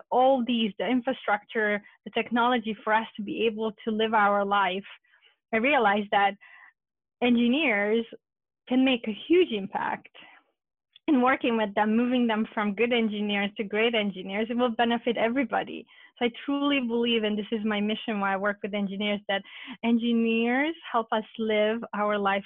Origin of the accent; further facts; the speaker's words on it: Romania; now in United States; when I was growing up in Romania as a Hungarian girl